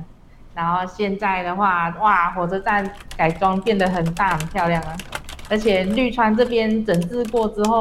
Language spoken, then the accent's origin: Chinese; Changhua County, Taiwan; also born or lived in Taichung; 因为我小时候是在那个什么，从彰化到台中通勤去念书